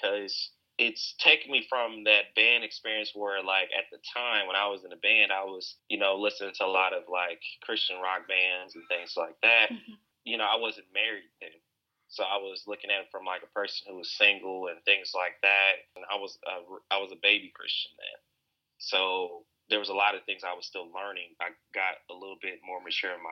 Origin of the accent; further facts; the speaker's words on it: Alton, Illinois, United States; I was born in Alton, Illinois, and Alton is a very historical town